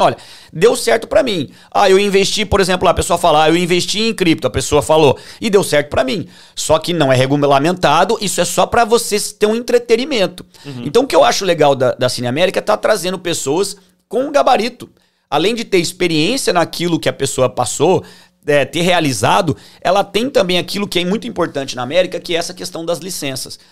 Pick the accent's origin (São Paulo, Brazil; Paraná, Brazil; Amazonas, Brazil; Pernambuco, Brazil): São Paulo, Brazil; Tupã; now in Orlando, United States; eu sou de Tupã